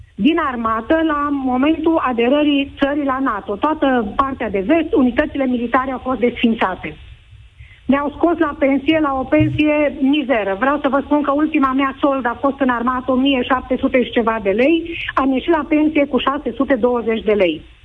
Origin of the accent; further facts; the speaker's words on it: Oradea, Bihor County, Romania; sunt din Oradea